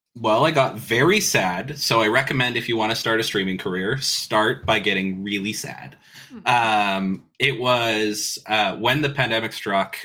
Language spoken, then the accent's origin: English; Canada; I have enjoyed being Canadian ever since